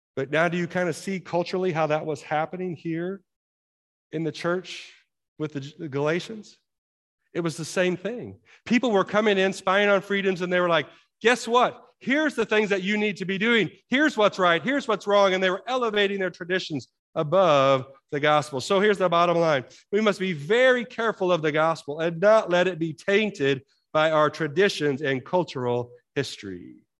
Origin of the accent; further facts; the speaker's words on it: United States